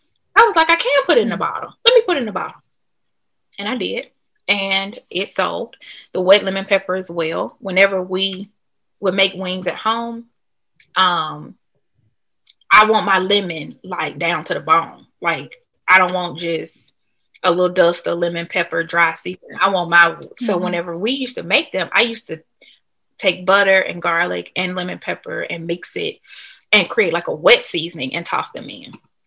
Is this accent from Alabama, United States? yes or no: yes; Birmingham, Alabama, United States; I'm from Alabama, Birmingham, and we have these hot honey, hot lemon pepper wings. They don't have them here.